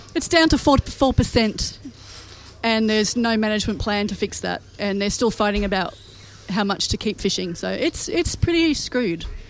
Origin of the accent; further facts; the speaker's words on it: Hornsby, New South Wales, Australia; I grew up in Hornsby, so we're kind of like out in the northern burbs